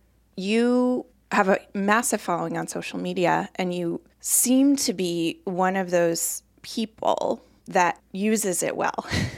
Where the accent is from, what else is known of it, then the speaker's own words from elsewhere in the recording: Colorado, United States; moved away as an adult; now in Boston, United States; I had never been here. I'd never been east of Chicago. I was from Colorado.